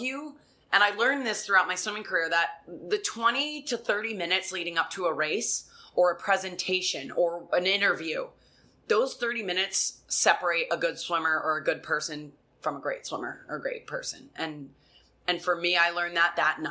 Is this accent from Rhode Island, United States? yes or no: yes; Rhode Island, United States; I come from Rhode Island.